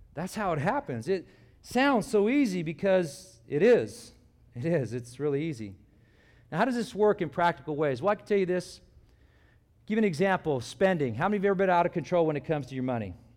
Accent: California, United States; moved away as an adult; when I grew up, I grew up in California

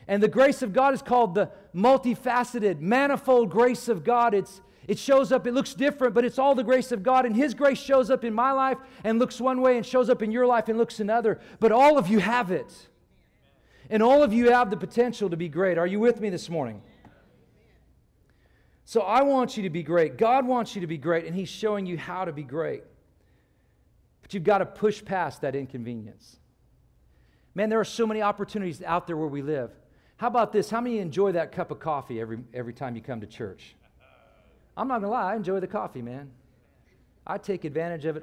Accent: California, United States; also born or lived in Ireland; When I was a kid growing up in California

